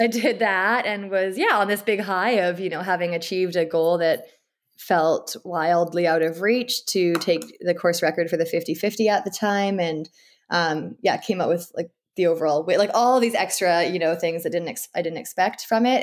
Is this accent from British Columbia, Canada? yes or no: yes; Abbotsford, British Columbia, Canada; also born or lived in Edmonton / Vancouver; I live in Abbotsford, B C, and this is actually where I grew up as well